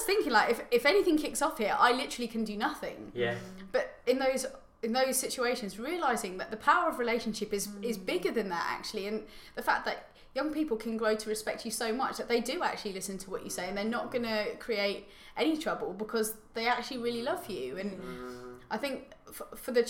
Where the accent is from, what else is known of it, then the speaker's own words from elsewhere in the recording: Tunbridge Wells, South East England, United Kingdom; I grew up in Tunbridge Wells